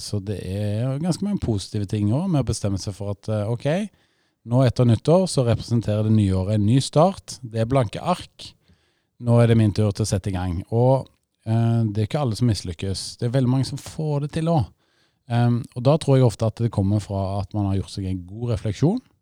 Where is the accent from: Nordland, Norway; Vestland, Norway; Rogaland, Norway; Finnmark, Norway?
Rogaland, Norway; moved away; Vi sier jo takk for det gamle der jeg kommer fra, i Rogaland